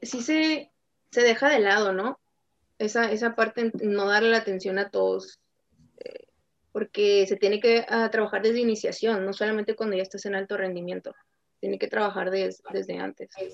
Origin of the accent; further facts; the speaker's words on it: Tijuana, Baja California, Mexico; also born or lived in Nuevo León; yo soy de Tijuana, soy de Tijuana, Baja California